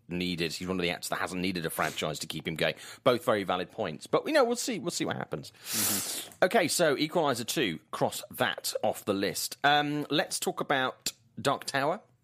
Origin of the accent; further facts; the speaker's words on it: Swansea, Wales, United Kingdom; accent: Welsh lilt; my hometown of Swansea in South Wales